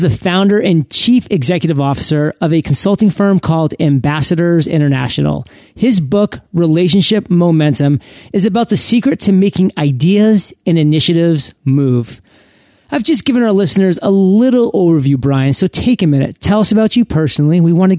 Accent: Maine, United States; I'm actually born and raised in Maine.

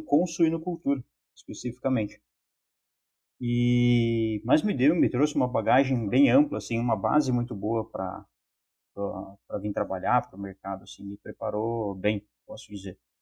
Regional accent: Lorena, São Paulo, Brazil; moved away as an adult; also born or lived in Botucatu / Toledo, Paraná; now in Chapecó, Brazil; sou natural de Lorena, São Paulo

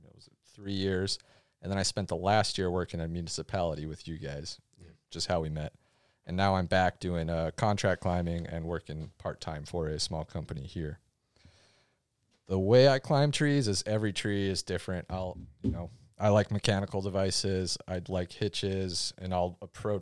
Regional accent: North Dakota, United States; now in Oregon, United States; I'm from North Dakota, not many trees there

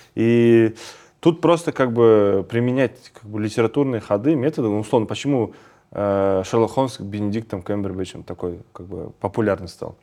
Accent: Kazakhstan; мы, казахи, очень креативный народ

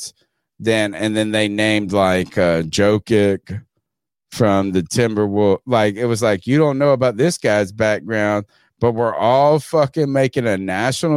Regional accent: Winterville, North Carolina, United States; I'm fucking from Winterville, North Carolina. I'm American as it comes.

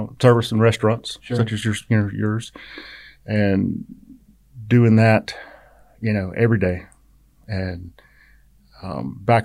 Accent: Savannah, Georgia, United States; also born or lived in Statesboro, Georgia; I grew up in Savannah up until 80, 81

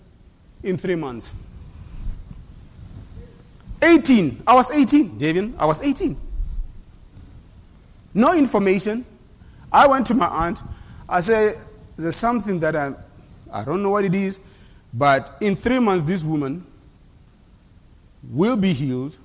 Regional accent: South Africa; moved away; they taught us that in South Africa in schools

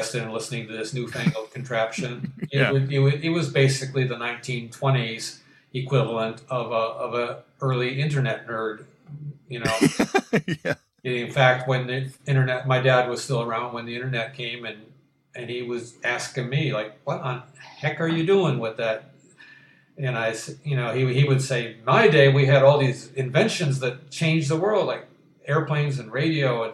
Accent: Detroit, Michigan, United States; Motown, which was my hometown's first, in addition to automobiles

